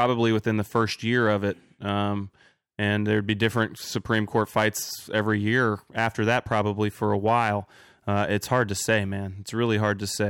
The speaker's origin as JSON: {"language": "English", "region": "Kentucky", "country": "United States", "moved": "yes", "lives_now": "California, United States", "said": "I'm from Kentucky, man, and we were a big hemp growing state"}